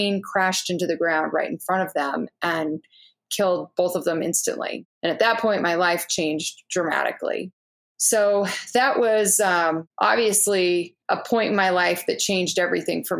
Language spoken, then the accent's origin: English; Orange County, California, United States; I grew up in Orange County.